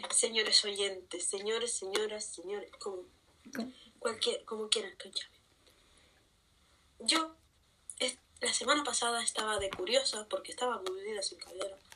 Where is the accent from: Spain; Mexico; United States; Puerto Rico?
Spain